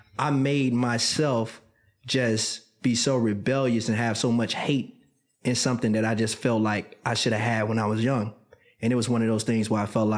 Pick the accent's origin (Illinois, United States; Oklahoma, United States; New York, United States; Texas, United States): Illinois, United States; Chicago; moved away; Being a young man growing up in Chicago was an amazing time.